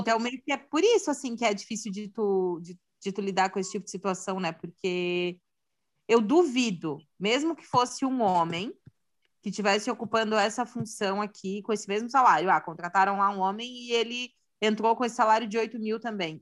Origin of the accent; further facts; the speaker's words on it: Santa Catarina, Brazil; sou de Santa Catarina